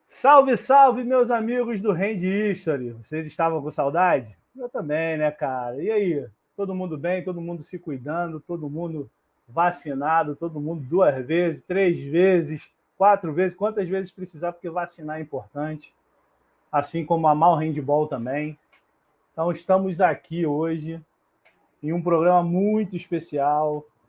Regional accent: Rio de Janeiro, Brazil; eu sou do Rio

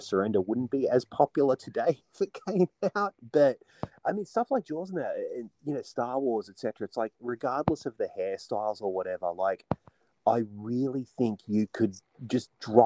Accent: Newcastle, New South Wales, Australia; I grew up in Newcastle, in New South Wales

